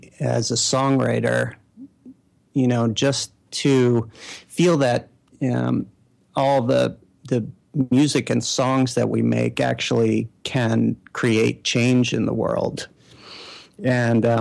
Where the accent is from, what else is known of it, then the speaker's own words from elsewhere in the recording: New York City, New York, United States; moved away; also born or lived in Bay Area / Sweden / Manhattan; I'm born and raised in Brooklyn, and I'm back